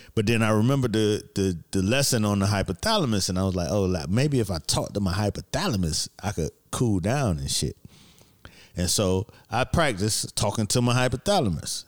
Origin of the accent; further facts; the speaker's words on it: Miami, Florida, United States; moved away; I'm from Miami, so it was summer all the fucking time